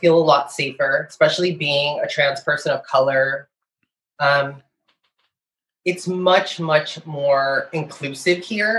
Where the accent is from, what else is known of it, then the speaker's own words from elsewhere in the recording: Chula Vista, California, United States; moved away as an adult; now in Toronto, Canada; I grew up in San Diego. I've lived everywhere in fucking San Diego